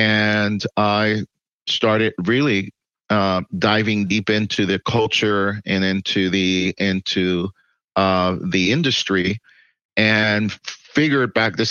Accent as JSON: {"language": "English", "country": "Puerto Rico", "tie": "born or raised there", "also_born_or_lived": "New York City, United States / Miami, United States", "moved": "as an adult", "lives_now": "Texas, United States", "said": "I was born in New York City in Manhattan. And I lived in New York City until I was 10. Then I lived in Puerto Rico until I was 19"}